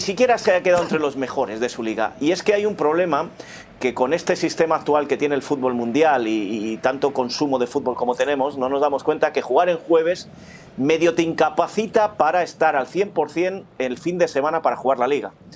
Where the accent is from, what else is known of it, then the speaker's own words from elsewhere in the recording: Spain; soy español